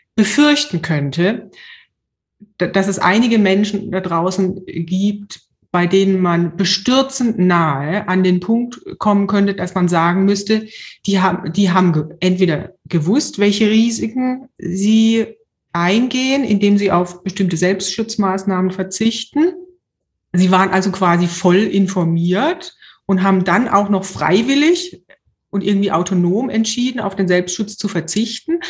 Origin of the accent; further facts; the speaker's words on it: Germany; ich als Deutsche